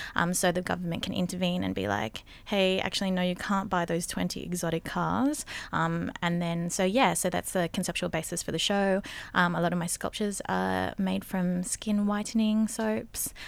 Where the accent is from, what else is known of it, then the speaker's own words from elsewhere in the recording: Philippines; we're both Filipina